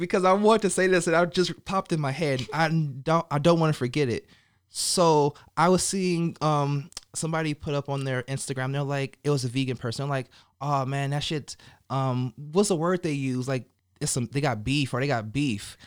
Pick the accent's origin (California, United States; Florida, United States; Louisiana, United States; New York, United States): California, United States; now in Las Vegas, United States; I'm from Cali, the West Coast